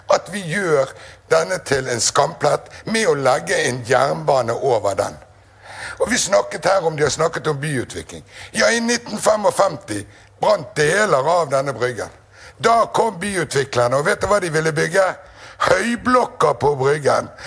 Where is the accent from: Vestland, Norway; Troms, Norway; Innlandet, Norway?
Vestland, Norway; Bergen; jeg er bergenser